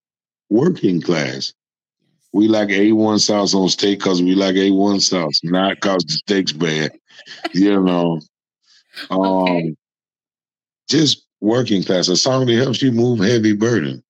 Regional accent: Kentucky, United States; I'm from Kentucky

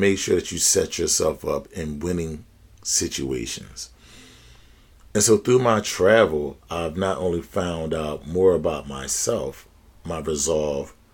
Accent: Philadelphia, Pennsylvania, United States; an African American born and raised in Philadelphia of the United States

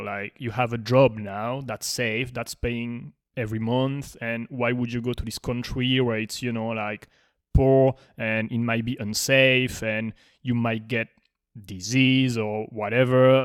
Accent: France; now in Miami, United States; I'm born in France

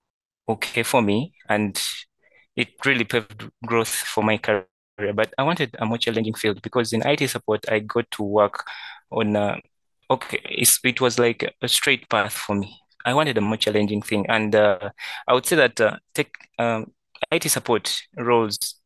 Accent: Kampala, Central Region, Uganda; from Kampala, Uganda

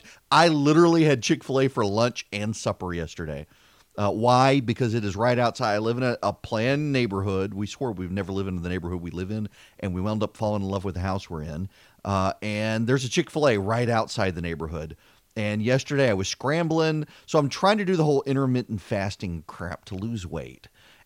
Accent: Dubai, United Arab Emirates; now in Macon, United States; I grew up in Dubai. I did not grow up in this country. We would come home during the summers.

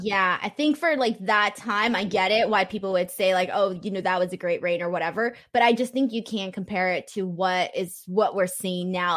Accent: California, United States; California, my hometown

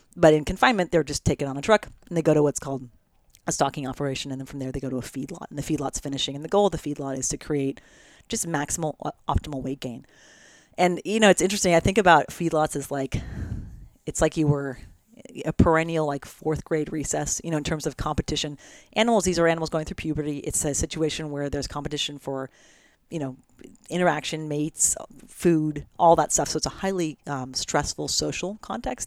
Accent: United States; also born or lived in Oregon / California / Italy; I grew up in Oregon in California

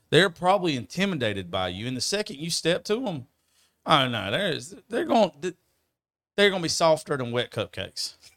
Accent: United States; moved away; my business is not in my hometown.

